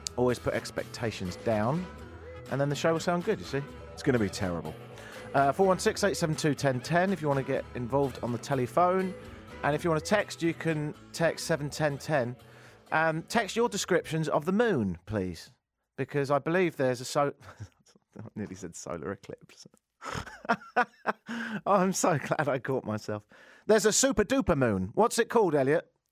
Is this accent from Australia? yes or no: no; England, United Kingdom; now in United States; the United Kingdom as well, 'cause I was born and raised there